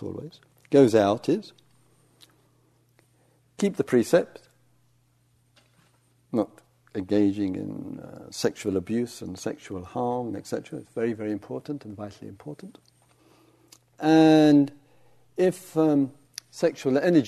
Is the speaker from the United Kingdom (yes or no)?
yes; England, United Kingdom; I'm English